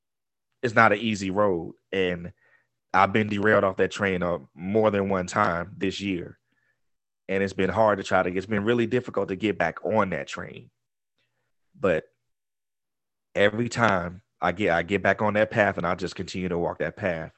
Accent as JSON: {"language": "English", "region": "Georgia", "country": "United States", "tie": "born or raised there", "also_born_or_lived": "Florida", "moved": "as an adult", "said": "having to move from Florida to come back to my home state of Georgia"}